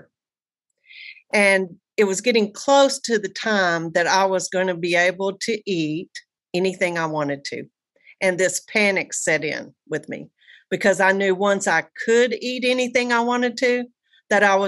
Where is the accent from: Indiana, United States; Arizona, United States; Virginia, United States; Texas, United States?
Texas, United States; Amarillo; moved away as an adult; now in Bay Area, United States; from Amarillo, Texas, now living in the paradise of the Bay Area of California